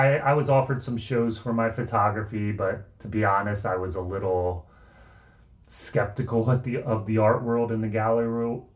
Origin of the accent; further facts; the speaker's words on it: outside of Philadelphia, Pennsylvania, United States; I grew up outside of Philadelphia